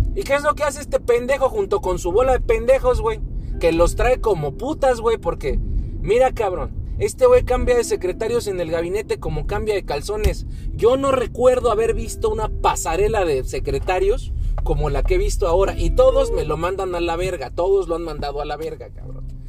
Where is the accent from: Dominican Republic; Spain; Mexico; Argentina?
Mexico